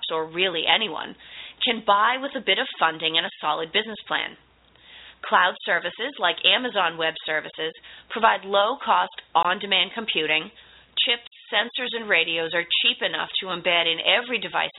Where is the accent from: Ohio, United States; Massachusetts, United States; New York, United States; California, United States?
Massachusetts, United States; Boston; I'm from the Boston area, which means I am also a native fast speaker